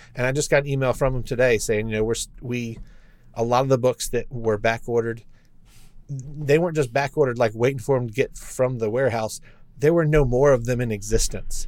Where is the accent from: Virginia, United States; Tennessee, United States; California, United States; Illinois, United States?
Virginia, United States; Lynchburg; I grew up in Lynchburg